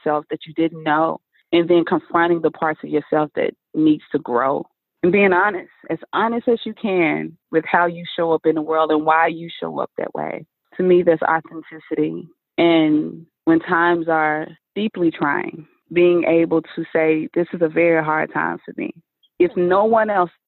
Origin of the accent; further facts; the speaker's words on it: Mississippi, United States; I was raised in Mississippi